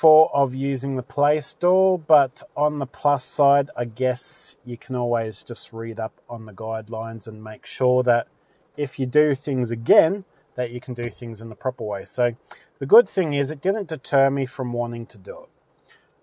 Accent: Australia; as an Aussie

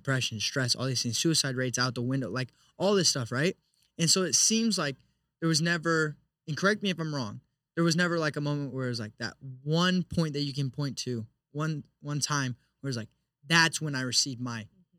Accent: West Coast, United States; What's a cornfield? I'm from the West Coast.

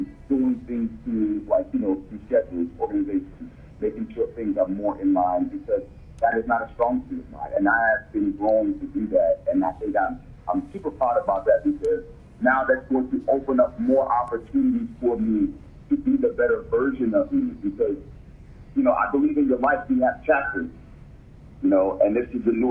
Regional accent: United States; me growing up as a black man in America

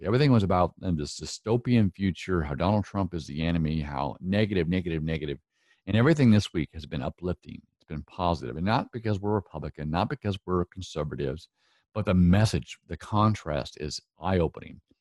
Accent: Northwest, United States; accent: Northwest

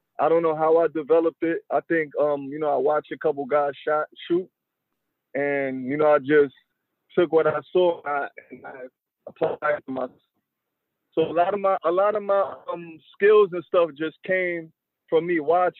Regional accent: New York City, New York, United States; I was born in Flatbush, Brooklyn originally. And then when I was about 7-8 years old, I moved to Coney Island, Brooklyn.

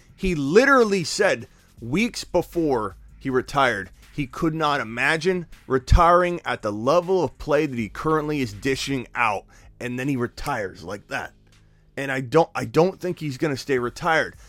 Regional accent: Arizona, United States; This is in my hometown. This is my team, the Arizona Cardinals

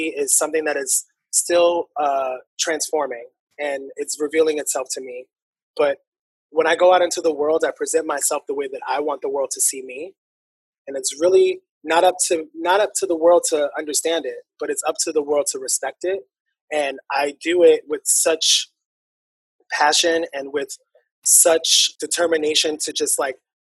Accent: New York City, New York, United States; I'm born and raised in Harlem

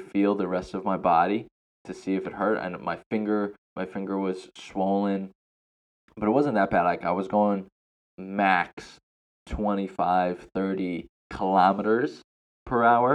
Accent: United States; moved away as an adult; now in Thailand; me as an American

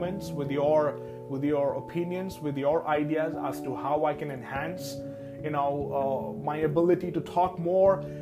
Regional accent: Rourkela, Odisha, India; I was born and raised in a very small town named Rourkela that is located in the state of Odisha

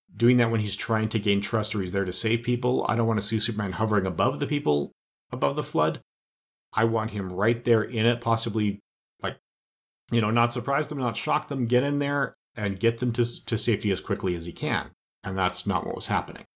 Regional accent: Canada; as a Canadian

